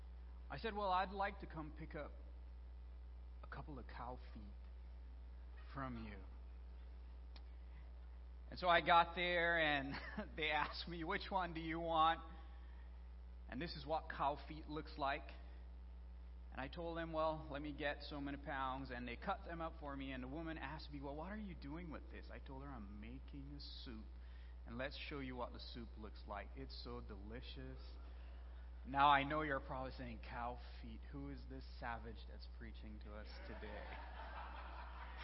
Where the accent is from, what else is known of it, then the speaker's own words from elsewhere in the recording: Belize; moved away; I'm originally from Belize